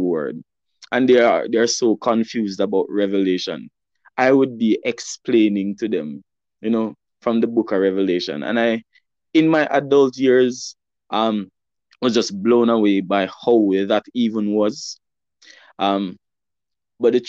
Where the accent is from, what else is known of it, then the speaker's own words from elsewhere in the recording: Alexandria, Saint Ann, Jamaica; I'm from St. Anne, and I'm currently sitting right now in my childhood home, where I grew up